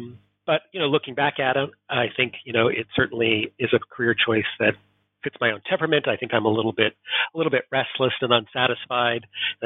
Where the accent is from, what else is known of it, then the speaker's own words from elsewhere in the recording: Portland, Oregon, United States; also born or lived in East Coast / Southern California; So as my accent betrays, I am not Scottish. I was born and raised in Portland, Oregon in the United States. But subsequent to my adolescence in Oregon, I lived in several regions of the U.S.